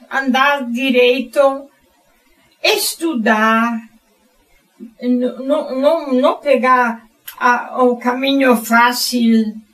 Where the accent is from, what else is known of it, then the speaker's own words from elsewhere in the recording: Germany; Portuguese is a second language; now in Brazil; na Alemanha na região onde eu morava